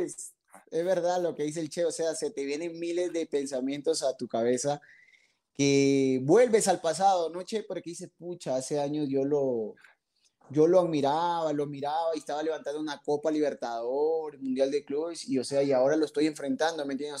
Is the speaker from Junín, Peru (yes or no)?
no; Piura, Peru; yo soy de Piura, Piura. O sea, del aeropuerto a cinco minutos